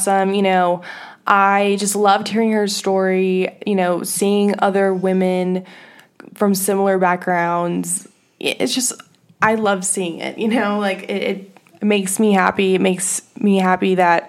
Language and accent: English; Peru; I'm Latina myself. I'm actually from Peru too.